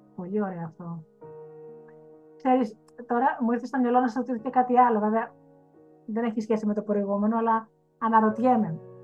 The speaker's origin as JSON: {"language": "Greek", "country": "Greece", "said": "σαν Ελληνίδα"}